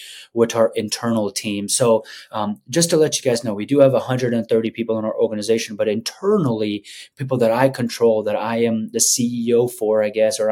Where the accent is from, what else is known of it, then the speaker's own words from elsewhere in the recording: Afghanistan; moved away; I'm from Afghanistan.